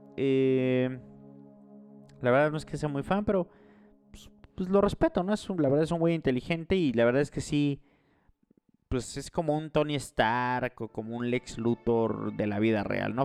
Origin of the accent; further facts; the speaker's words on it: Morelos, Mexico; Morelos, que es donde, de donde yo soy, de un pequeño pueblo de Morelos